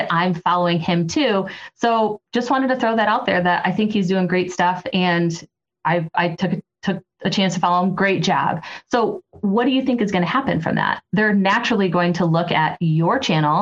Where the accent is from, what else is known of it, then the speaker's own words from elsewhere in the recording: Toledo, Ohio, United States; my hometown of Toledo, Ohio.